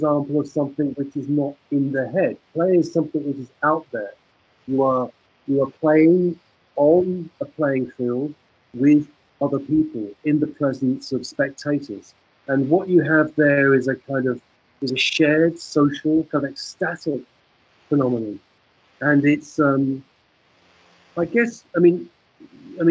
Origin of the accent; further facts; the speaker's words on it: England, United Kingdom; the world that I grew up in England in the 1960s